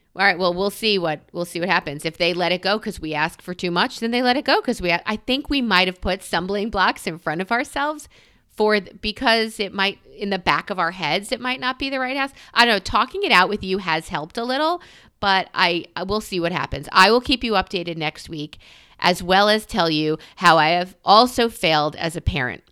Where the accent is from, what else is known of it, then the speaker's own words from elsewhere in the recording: New York, United States; I'm a New Yorker